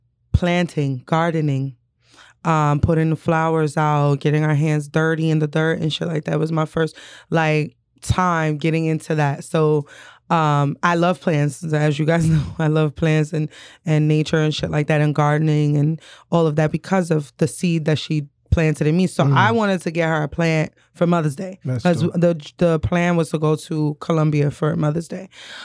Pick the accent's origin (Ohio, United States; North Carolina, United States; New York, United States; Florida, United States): New York, United States; Nana, you know, I'm a city girl. I was born and raised in New York